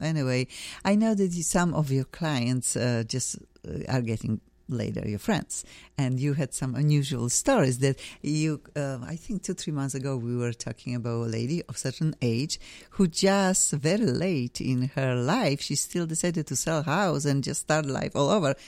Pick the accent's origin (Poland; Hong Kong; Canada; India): Poland; English is a second language; moved away as an adult; now in Los Angeles, United States; I am from Poland.